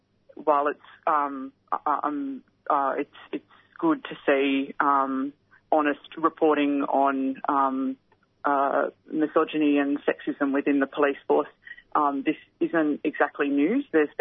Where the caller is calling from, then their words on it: Victoria, Australia; I'm tuning in from Wurundjeri country, and I just want to acknowledge and pay my respects to the Koori community of Victoria during NAIDOC week.